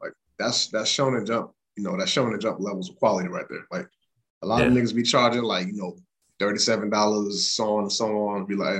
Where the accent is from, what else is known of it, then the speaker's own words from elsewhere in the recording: the South, United States; You know, I'm from the South.